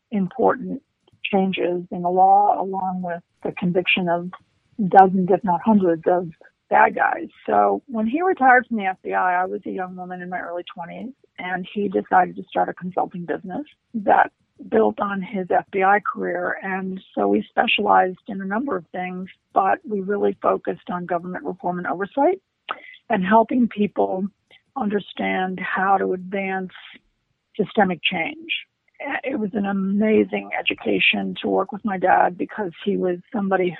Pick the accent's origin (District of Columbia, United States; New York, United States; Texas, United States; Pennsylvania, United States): District of Columbia, United States; Washington; also born or lived in Maryland; I grew up in Washington, D.C.